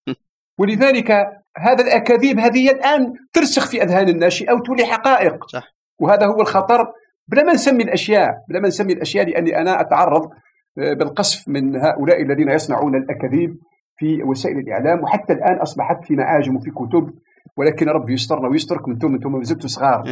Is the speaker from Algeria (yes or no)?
yes; Algeria; عندنا في الجزائر